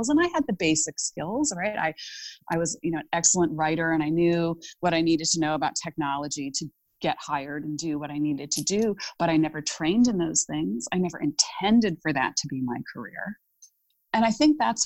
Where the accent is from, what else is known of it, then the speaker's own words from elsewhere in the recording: Ohio, United States; I grew up in Ohio